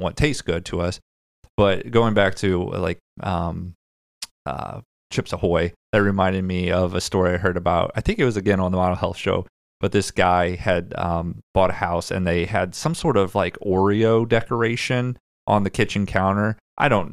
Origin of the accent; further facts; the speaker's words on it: Midwest, United States; We're from the Midwest